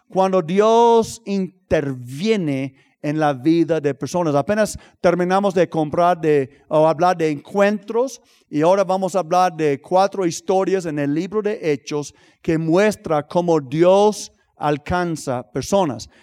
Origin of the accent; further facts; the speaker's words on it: United States; en Estados Unidos, hay, eh, no, no es puro racismo, pero hay racismo, especialmente de donde soy yo